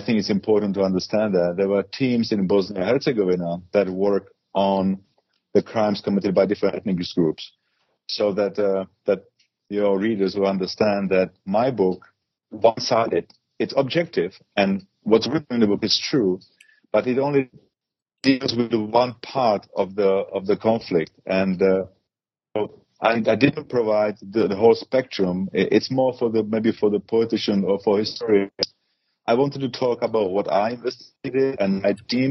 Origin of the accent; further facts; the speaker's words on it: Prague, Czechia; moved away as an adult; I'm a Czech by nationality. I was born in Prague and I work for the criminal police and the homicide squad